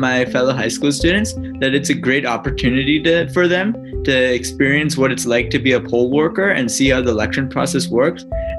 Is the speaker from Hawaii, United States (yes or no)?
no; San Ramon, California, United States; I'm from San Ramon, California.